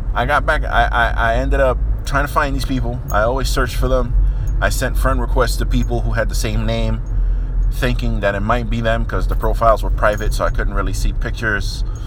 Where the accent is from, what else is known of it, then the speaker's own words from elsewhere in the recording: New York City, New York, United States; I grew up in New York, more specifically the Bronx, New York